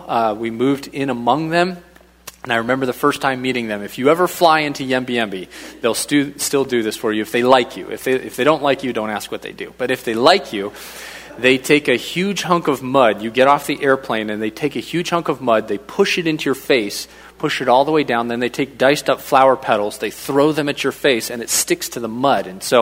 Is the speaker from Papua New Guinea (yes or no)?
yes; Papua New Guinea; moved away as an adult; But I was raised over in Papua New Guinea from 2 years old, went over there with mom and dad, and we went into the Itete people group. I ended up going off to boarding school from first grade to 12th grade, finished up there, came back to the United States